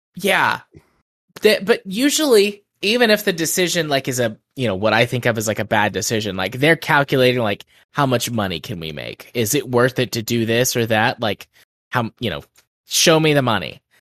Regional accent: United States; As an American

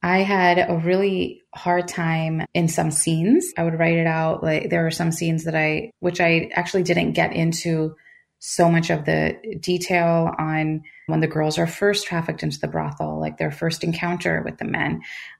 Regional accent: United States; I'm American. I am first generation.

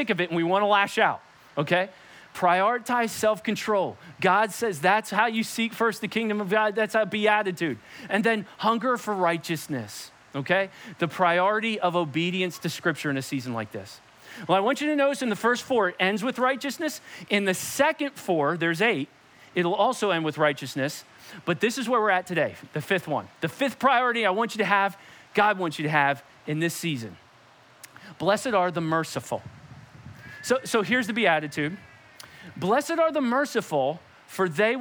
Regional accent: Perkasie, Pennsylvania, United States; I came home from Perkasie Elementary at the time, which is now Guth Elementary

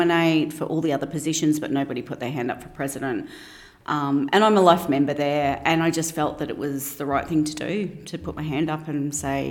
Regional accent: Brisbane, Queensland, Australia; I grew up in Ferny Grove in Brisbane, so I have not moved far from home

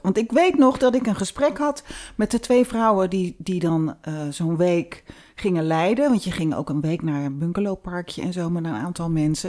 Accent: Rotterdam, South Holland, Netherlands; we komen uit Rotterdam

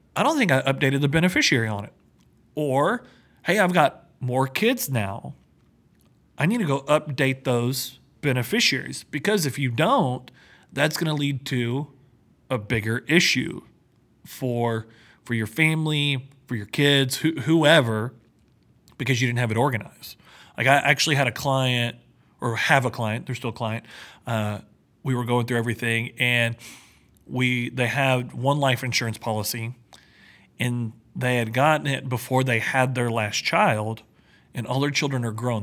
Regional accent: Texas, United States; I'm from Texas. We don't see snow

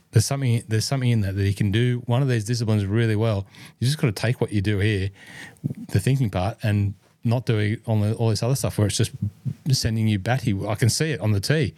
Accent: Cessnock, New South Wales, Australia; born or raised there

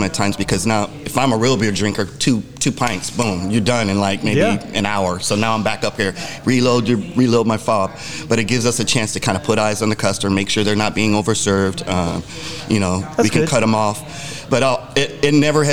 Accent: Arizona, United States; I'm from Arizona, born and raised

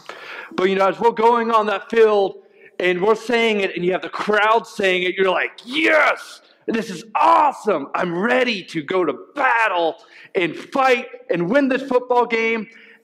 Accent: Melcher-Dallas, Iowa, United States; moved away; I'm from Melcher, Dallas.

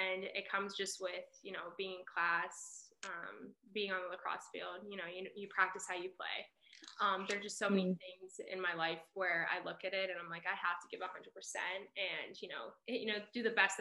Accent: Pittsburgh, Pennsylvania, United States; I'm from Pittsburgh

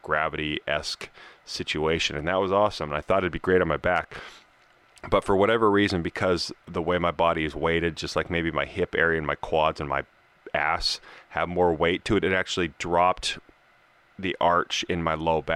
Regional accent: Colorado, United States; now in California, United States; We're from Colorado.

